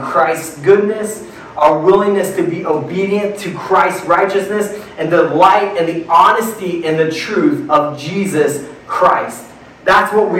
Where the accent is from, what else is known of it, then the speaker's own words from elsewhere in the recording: Midwest, United States; I grew up in the Midwest